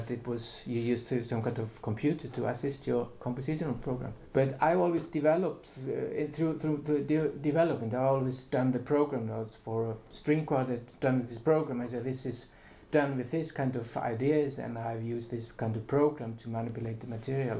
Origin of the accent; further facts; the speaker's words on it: Iceland; also born or lived in Finland / Utrecht, Netherlands; I'm from Iceland